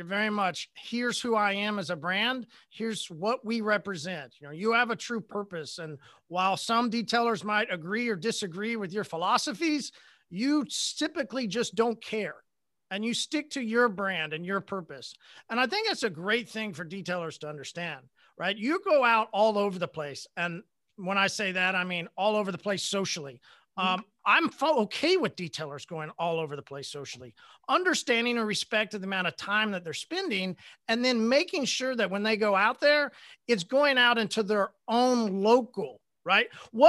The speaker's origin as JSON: {"language": "English", "region": "Oklahoma", "country": "United States", "said": "Remember, I'm from Oklahoma. We just got the internet pre-corona, last year, man."}